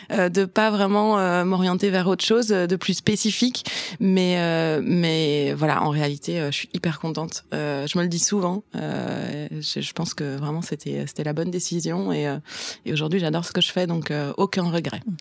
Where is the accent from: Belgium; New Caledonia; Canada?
Belgium; Brussels, Brussels-Capital Region; born or raised there; also born or lived in German-speaking Community of Belgium